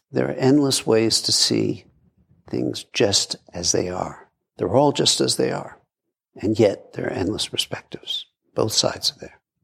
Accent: New York City, New York, United States; I grew up in Brooklyn

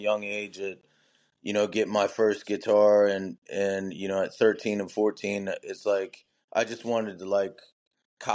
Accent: Elsmere, Kentucky, United States; also born or lived in Cincinnati, Ohio / Southgate, Kentucky; Originally from Cincinnati. Grew up in Ellesmere, Kentucky. And now I live in Southgate, Kentucky

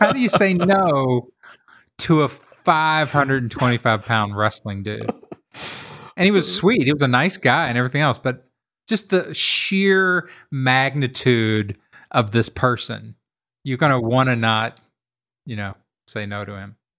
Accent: Kentucky, United States; I grew up in Kentucky in a very working class neighborhood

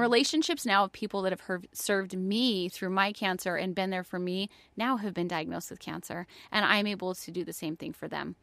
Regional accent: New York, United States; moved away as an adult; also born or lived in Florida; I'm from New York. I was in college in New York

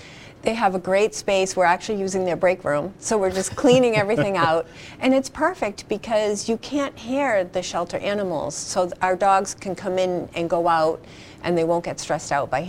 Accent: Quincy, Massachusetts, United States; I grew up in Quincy.

